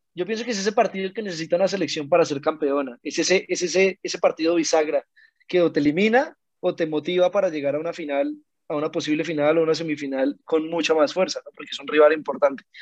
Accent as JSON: {"language": "Spanish", "country": "Colombia", "said": "nosotros vemos como colombianos"}